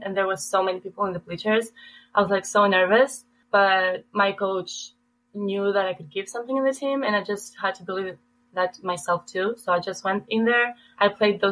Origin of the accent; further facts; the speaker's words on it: Athens, Attica, Greece; moved away as an adult; also born or lived in Albania; now in Green Bay, United States; I was born and raised in Greece, so I've lived there for my whole life.